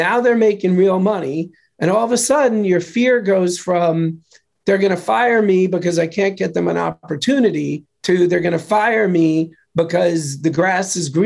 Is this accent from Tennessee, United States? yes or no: no; New York, United States; I'm from New York.